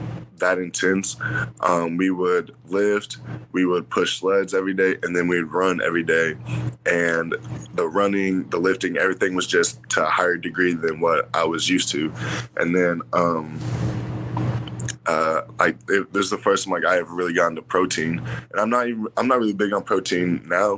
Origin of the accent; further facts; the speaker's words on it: Yukon, Oklahoma, United States; I'm from Yukon, Oklahoma